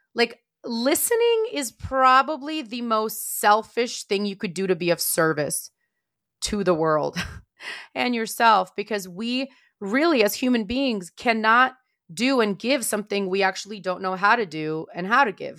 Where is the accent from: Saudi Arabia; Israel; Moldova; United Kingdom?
Moldova; moved away; also born or lived in Maryland, United States; I am not from Russia. I am from Moldova